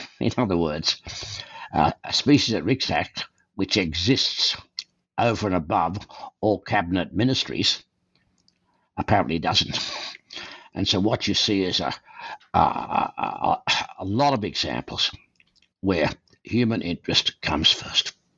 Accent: Australia; moved away as an adult; also born or lived in Calgary, Canada; now in Canada; Born and raised in Australia, I came to Canada in 1963

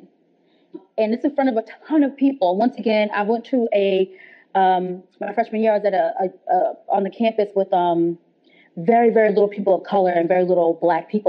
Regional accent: New Jersey, United States; Where I grew up in New Jersey, it was pretty diverse

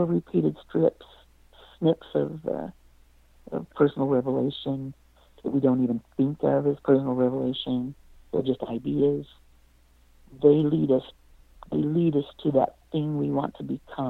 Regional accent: Pennsylvania, United States; moved away as an adult; also born or lived in Utah; I'm from Pennsylvania

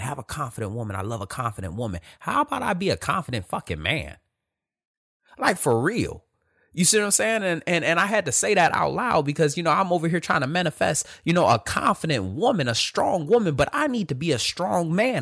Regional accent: Detroit, Michigan, United States; Born and raised in Detroit, Michigan

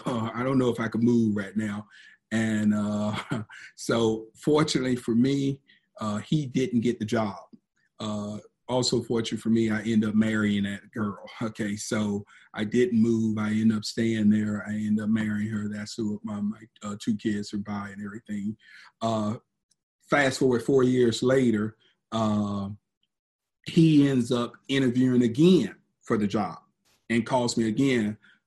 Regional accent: Miami, Florida, United States; born there; also born or lived in Georgia; My wife is from Atlanta. I call Georgia home, although I was born in Miami, but most of my family is in LaGrange, Georgia.

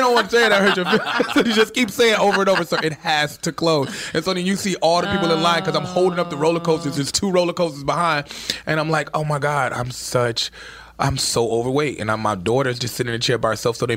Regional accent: Chicago, Illinois, United States; also born or lived in New York; And I'm from Chicago

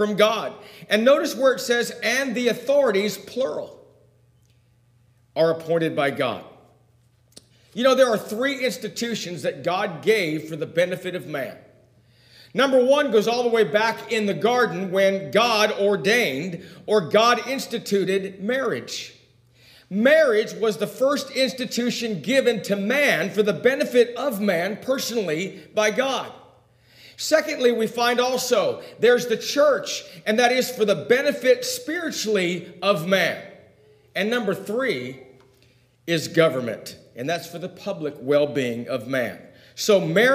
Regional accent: United States; I do enjoy being an American

